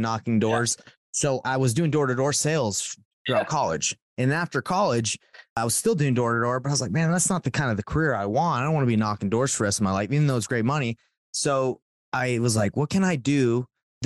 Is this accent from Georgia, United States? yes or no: yes; Atlanta, Georgia, United States; moved away as an adult; also born or lived in Rexburg, Idaho; now in Salt Lake City, United States; I'm from Salt Lake City, Utah, grew up in Atlanta and moved out here